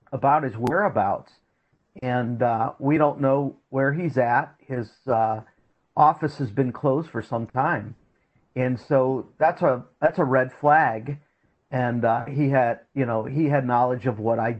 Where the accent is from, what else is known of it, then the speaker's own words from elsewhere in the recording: Canton, Ohio, United States; I'm originally from Canton, Ohio